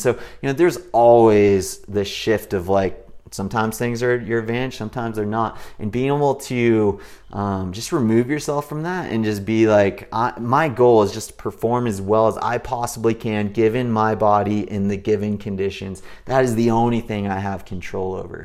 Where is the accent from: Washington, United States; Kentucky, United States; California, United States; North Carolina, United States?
California, United States; Big Bear Lake; I grew up in Big Bear Lake in Southern California, where it's nice and cool year round.